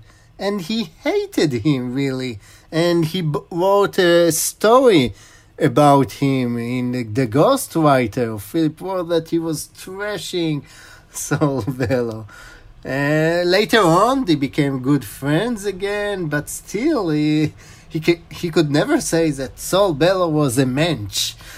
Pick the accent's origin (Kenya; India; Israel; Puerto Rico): Israel; English is a second language; also born or lived in Chicago, United States; First, you can hear that I'm in Israeli, but I was born in Chicago. My father was studied in the University of Chicago, and I was born in 78.